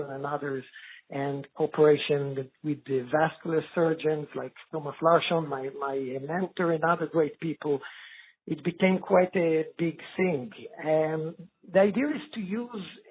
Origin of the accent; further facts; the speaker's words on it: Israel; moved away as an adult; now in Sweden; I'm originally from Israel, working many years in Sweden